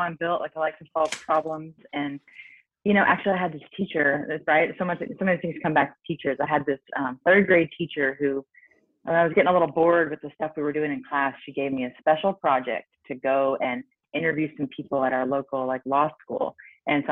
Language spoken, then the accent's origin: English; Nebraska, United States; I grew up in Nebraska, which is, you know, in the Midwest, in the States